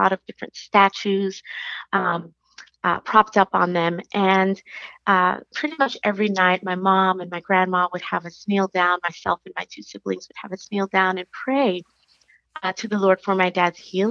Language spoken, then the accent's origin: English; New York City, New York, United States; now in Dallas, United States; I live in Dallas. I'm originally from New York City